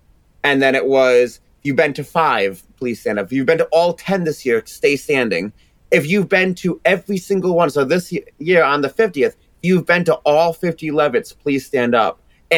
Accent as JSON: {"language": "English", "country": "United States", "accent": "part Boston, part New York", "said": "People always think that my accent is like part Boston, part New York. So they called Boo York."}